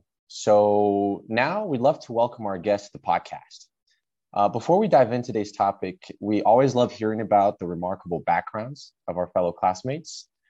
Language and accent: English; Brazil; also born or lived in Europe; now in United States; I'm originally from Brazil, but was raised in Brazil here in the States, a little bit of Europe. So home is everywhere and nowhere at the same time.